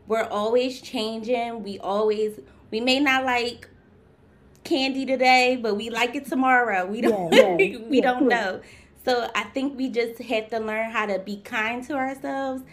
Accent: Philadelphia, Pennsylvania, United States; I'm from Philadelphia, born and raised.

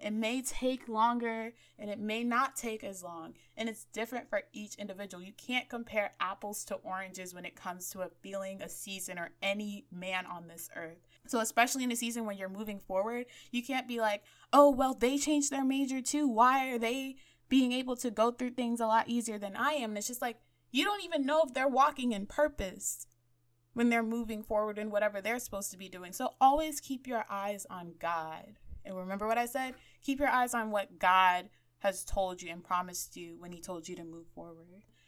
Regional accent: Miami, Florida, United States; growing up in Miami

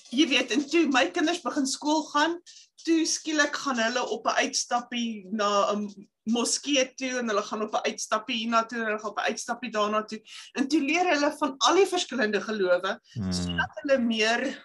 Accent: South Africa; moved away; ek is van Suid-Afrika

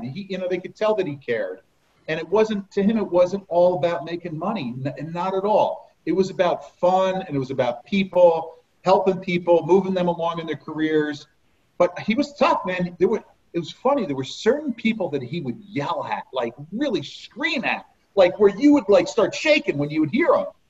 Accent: Harding, New Jersey, United States; we grew up in Harding, down by outside of Morristown

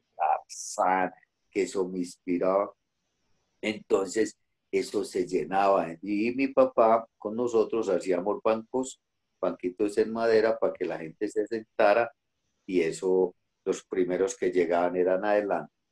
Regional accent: Bello, Antioquia, Colombia; now in Medellín, Colombia; yo vengo de un barrio en el municipio de Bello, departamento de Antioquia, país de Colombia. Ese barrio se llama Niquía.

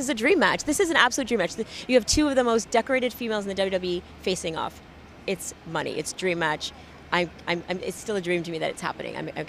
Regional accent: Toronto, Ontario, Canada; it's certainly special to be here and do this right here in my hometown.

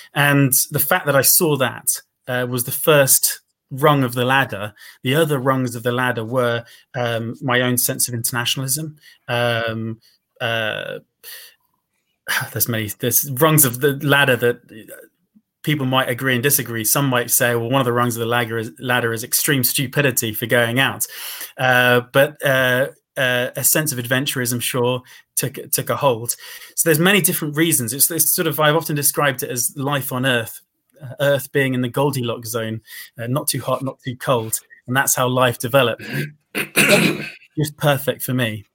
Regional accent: United Kingdom; my privilege as a British guy

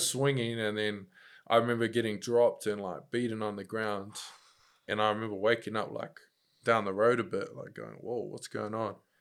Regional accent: Upper Hutt, Wellington, New Zealand; moved away as an adult; also born or lived in Christchurch; now in Auckland, New Zealand; growing up in Upper Hutt, uh, in my school, there was, like, loads of fights

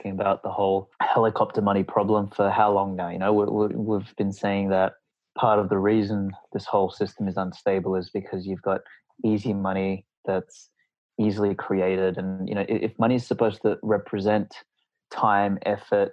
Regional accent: Australia; I'm from Australia

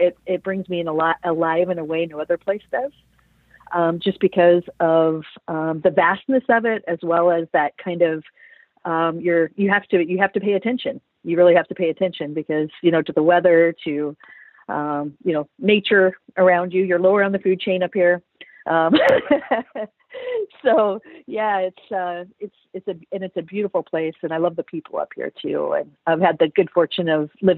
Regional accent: Iowa, United States; moved away as an adult; now in Anchorage, United States; I grew up in Iowa and went in as a military police officer

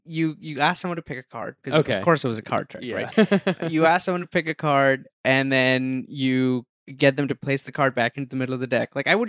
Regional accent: India; first language Hindi; English is a second language; moved away; also born or lived in Dubai; Because I grew up in India.

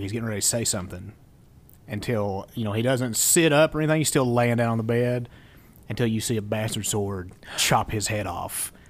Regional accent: Appalachian Mountains, United States; because we're from the Appalachian Mountains

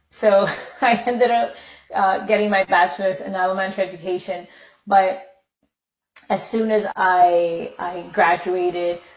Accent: Minnesota, United States; born there; Um, well, I was born in Minnesota.

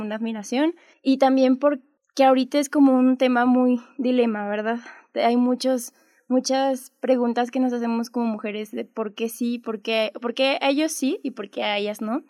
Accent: Guadalupe, Zacatecas, Mexico; soy de Guadalupe, Zacatecas.

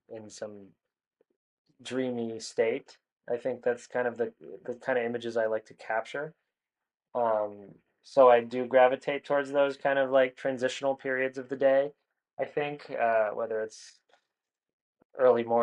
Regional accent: New England, United States; I grew up in New England where there's a lot of atmospheric conditions, a lot of weather conditions.

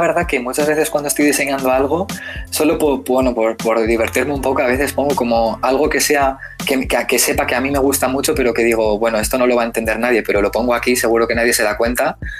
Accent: San Sebastián, Basque Country, Spain; soy español eh, de San Sebastián

